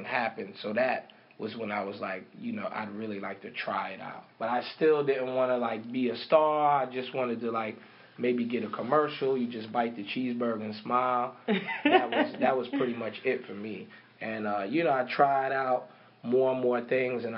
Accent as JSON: {"language": "English", "town": "New York City", "region": "New York", "country": "United States", "said": "I'm from Harlem"}